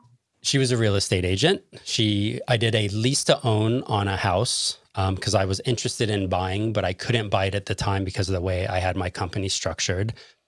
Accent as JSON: {"language": "English", "town": "Los Angeles", "region": "California", "country": "United States", "moved": "yes", "lives_now": "Chicago, United States", "said": "when I'm from Los Angeles, California, I currently live in Chicago."}